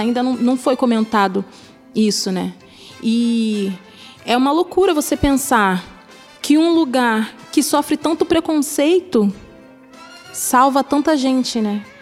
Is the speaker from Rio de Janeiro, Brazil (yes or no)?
yes; Rio de Janeiro, Brazil; Saí da Fazenda Botafogo